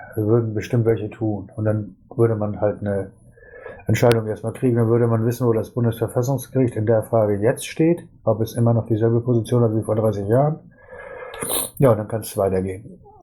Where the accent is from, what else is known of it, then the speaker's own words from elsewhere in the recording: Schleswig-Holstein, Germany; moved away; ich komme ursprünglich aus Schleswig-Holstein